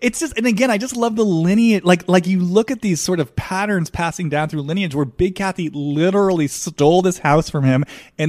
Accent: Beverly Hills, California, United States; This is my town. I'm born and raised in Beverly Hills.

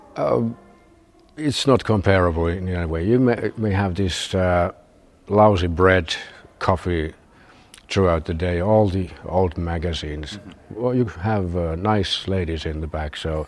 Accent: Turku, Southwest Finland, Finland; also born or lived in Rovaniemi; we uh, moved from Rovaniemi down to my hometown, Turku

